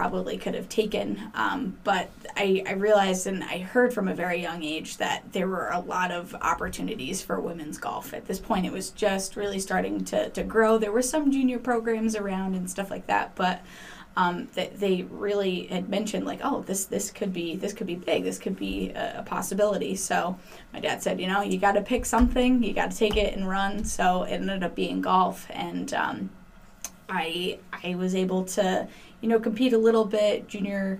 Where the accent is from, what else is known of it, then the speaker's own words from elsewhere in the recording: Cheshire, Connecticut, United States; I grew up in the Cheshire area, but I started playing at East Mountain in Waterbury